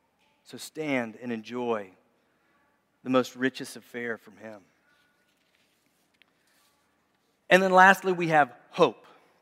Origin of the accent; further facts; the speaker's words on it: Memphis, Tennessee, United States; I grew up lived in Memphis for a long time, so I always think Elvis gives hope.